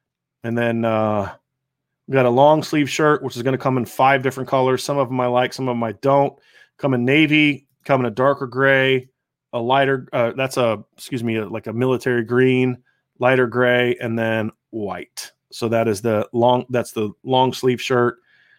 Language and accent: English; Lima, Ohio, United States; moved away; I always do every time I'm back home. I grew up in Lima.